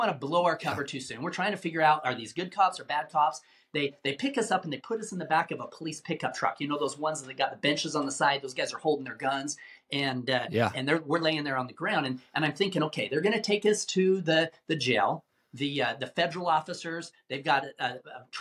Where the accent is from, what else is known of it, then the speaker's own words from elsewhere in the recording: Salt Lake City, Utah, United States; I grew up in Salt Lake City, Utah